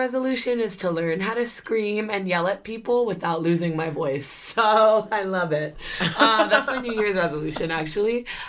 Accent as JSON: {"language": "English", "country": "Philippines", "said": "that's because we're Filipino and we run on our own time."}